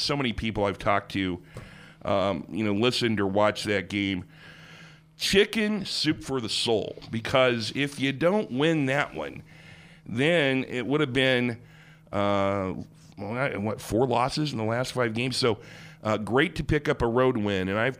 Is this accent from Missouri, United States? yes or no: yes; Springfield, Missouri, United States; You know, I was in Springfield, Missouri, my hometown, yesterday.